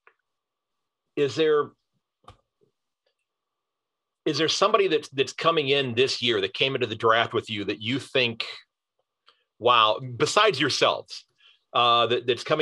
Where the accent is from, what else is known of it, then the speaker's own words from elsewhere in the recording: United States; coming in as an American